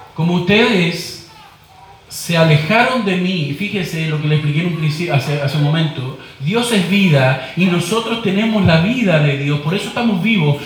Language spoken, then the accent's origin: Spanish; Chile; como decimos en chileno